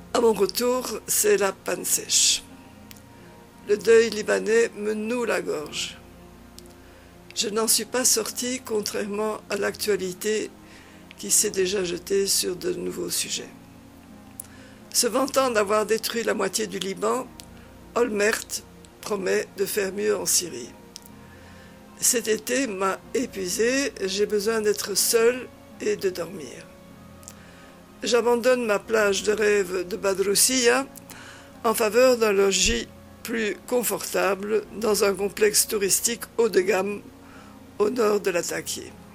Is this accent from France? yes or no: no; Flanders, Belgium; first language Dutch (Flemish); French is a second language; moved away as an adult; now in Damascus, Syria; je choisis des commensaux de langue flamande et pendant 15 jours, je pratiquerai ma langue maternelle un peu rouillée